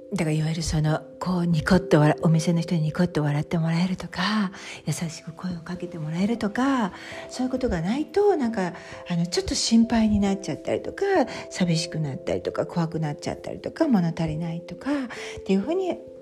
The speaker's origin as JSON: {"language": "Japanese", "country": "Japan", "tie": "born or raised there", "moved": "as an adult", "said": "私日本で生まれた日本人なんですけれど"}